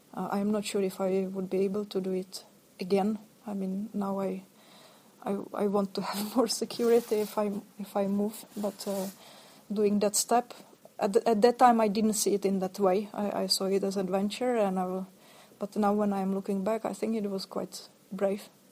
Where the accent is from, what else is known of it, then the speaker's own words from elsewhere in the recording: Ostrava, Moravian-Silesian Region, Czechia; moved away as an adult; also born or lived in Sweden / Norway; I come from Ostrava, from the third biggest town